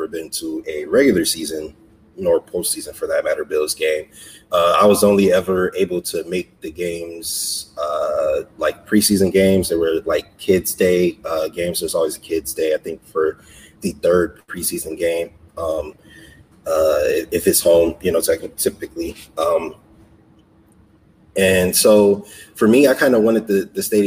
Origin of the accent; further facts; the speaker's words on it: Buffalo, New York, United States; I'm born and raised in Buffalo, New York